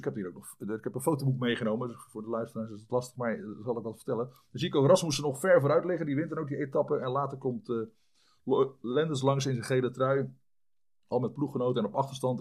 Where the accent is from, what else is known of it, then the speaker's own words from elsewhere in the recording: Vlaardingen, South Holland, Netherlands; also born or lived in Schiedam / French Alps; geboren in Schiedam in 1965. Ehm, opgegroeid in Vlaardingen, ambacht.